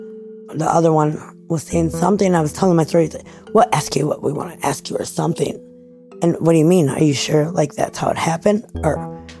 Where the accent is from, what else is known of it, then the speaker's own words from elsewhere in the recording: Minneapolis, Minnesota, United States; now in Mora, United States; I grew up in Minneapolis, also some of the further out rural areas